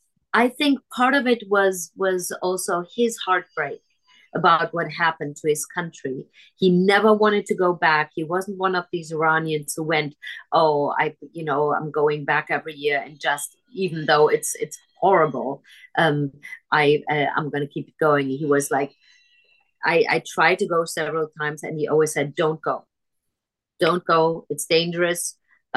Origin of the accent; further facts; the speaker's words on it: Germany; moved away; when I was growing up in Germany, most of my childhood